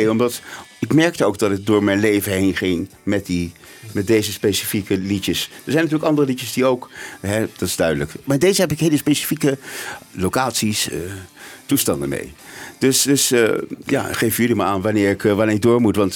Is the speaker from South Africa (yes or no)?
yes; South Africa; born there; also born or lived in Netherlands / Germany; ik ben in Zuid-Afrika geboren, heel kort. Eh, toen in Nederland verhuisd, toen in Duitsland. Toen was ik ongeveer zes. Toen ben ik, zijn we teruggegaan naar Zuid-Afrika.